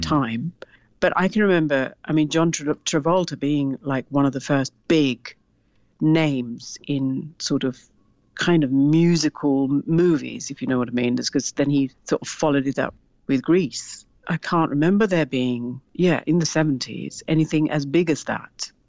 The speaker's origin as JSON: {"language": "English", "country": "Sri Lanka", "tie": "born or raised there", "said": "as a little girl growing up in Sri Lanka"}